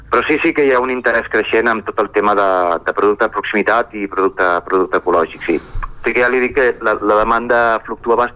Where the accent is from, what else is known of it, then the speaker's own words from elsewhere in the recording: Barcelona, Catalonia, Spain; also born or lived in Collbató; now in Sora, Spain; jo sóc nascut a Barcelona eh, i he viscut bastants anys a, a Collbató, que és un, un poble que hi ha al costat de, bueno, a prop de Barcelona, a la, a la muntanya Montserrat